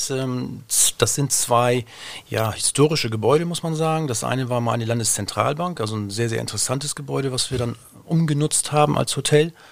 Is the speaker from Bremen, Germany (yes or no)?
yes; Bremerhaven, Bremen, Germany; moved away as an adult; Ähm, ich komme ja aus Bremerhaven, bin dann auch natürlich nach dem Abitur weggegangen